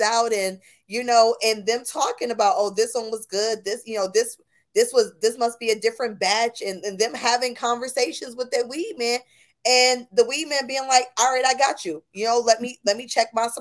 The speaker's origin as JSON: {"language": "English", "town": "Buffalo", "region": "New York", "country": "United States", "said": "I'm from Buffalo, New York, right? I'm from upstate New York"}